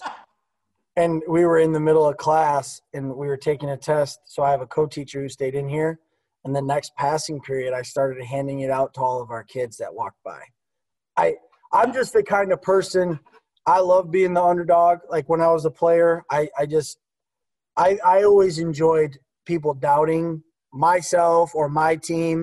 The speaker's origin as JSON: {"language": "English", "town": "Oswego", "region": "Illinois", "country": "United States", "tie": "born or raised there", "said": "I grew up from there. I'm from Oswego."}